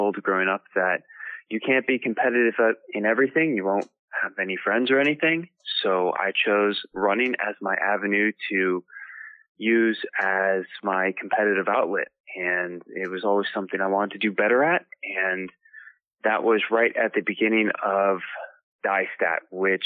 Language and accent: English; D.C., District of Columbia, United States; also born or lived in Madison, Wisconsin; I grew up right outside Washington, D.C.